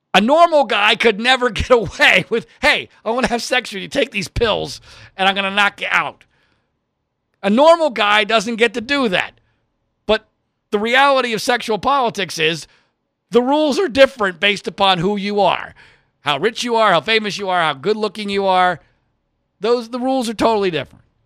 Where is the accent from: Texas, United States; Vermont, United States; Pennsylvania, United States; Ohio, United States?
Pennsylvania, United States; Philadelphia; I grew up in the Philadelphia area